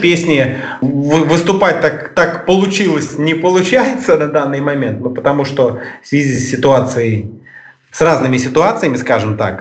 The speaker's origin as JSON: {"language": "Russian", "town": "Mogilev", "region": "Mogilev Region", "country": "Belarus", "said": "Мы а, группа из Беларуси, из города Могилева"}